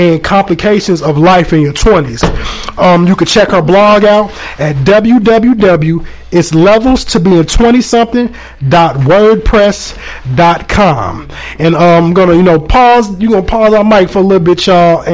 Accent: Aurora, Illinois, United States; I'm from Aurora, Illinois, which is about 45 minutes away

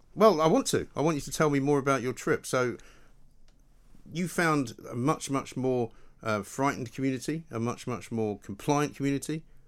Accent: Scotland, United Kingdom; I'm from Scotland

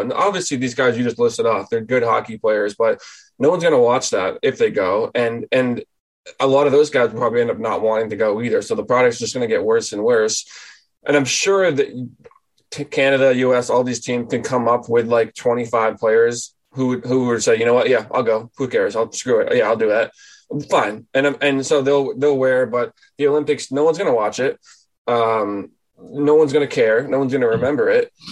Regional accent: New England, United States; moved away as an adult; also born or lived in Boston; now in Traverse City, United States; I'm from New England.

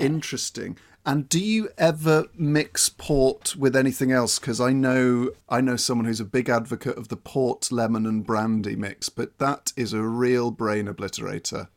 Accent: Thornbury, South West England, United Kingdom; my hometown of Thornbury

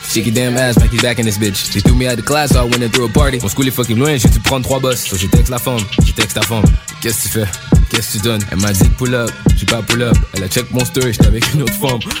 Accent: Haiti; moi je suis haïtien, I don't follow your shit. À 1804 fait des recherches, on a fucking changé le monde.

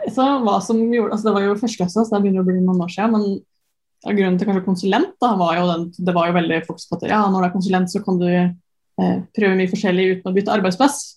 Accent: Sarpsborg, Østfold, Norway; moved away as an adult; also born or lived in Trondheim; så er jeg jo fra Sarpsborg

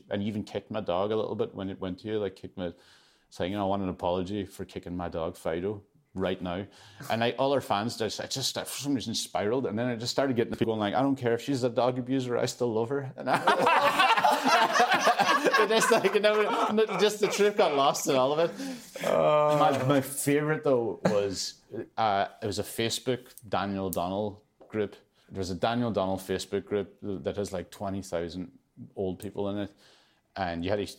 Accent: Ulster, Ireland; I love him. I'm from Donegal.

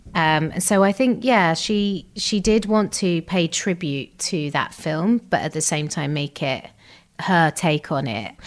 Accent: Gravesend, South East England, United Kingdom; we grew up in uh, Kent, in Gravesend

